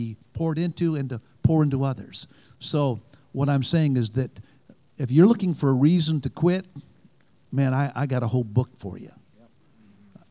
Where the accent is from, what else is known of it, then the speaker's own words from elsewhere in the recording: Michigan, United States; moved away; also born or lived in Alabama; I'm from Michigan